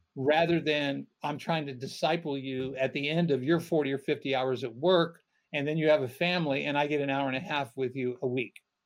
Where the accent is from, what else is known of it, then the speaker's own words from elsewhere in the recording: United States; being born and raised in America within the American church